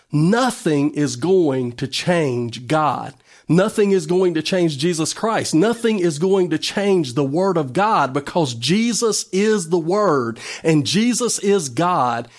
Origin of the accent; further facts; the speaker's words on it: United States; as an American citizen